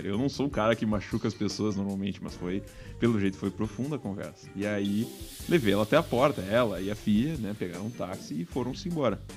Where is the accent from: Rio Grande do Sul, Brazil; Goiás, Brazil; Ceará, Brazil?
Rio Grande do Sul, Brazil; eu sou do, da região do, do Vale do Paranhana, né, e nos idos lá de, dos anos 60, né, não, não, havia muito o que fazer, a gente não tinha televisão, nossa família era de camponeses